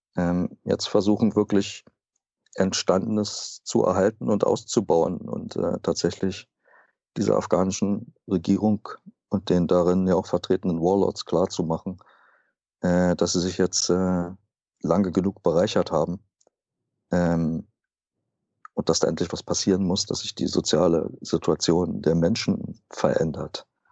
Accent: Germany; auch habe ich das immer wieder gehört als Deutscher

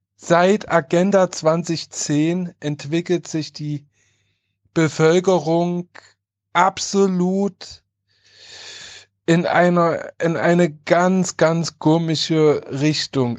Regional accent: Halle, Saxony-Anhalt, Germany; Ich komme oder ich stamme aus Halle Neustadt

